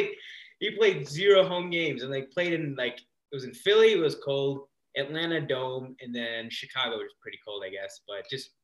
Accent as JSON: {"language": "English", "country": "Kenya", "said": "I am an Indian guy from Kenya."}